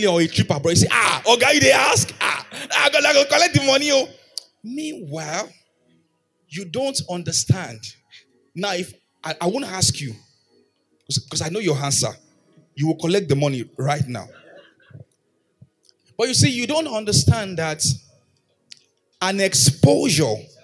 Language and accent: English; Erunwon, Oyo, Nigeria; moved away; in my hometown, Erunwon, it may be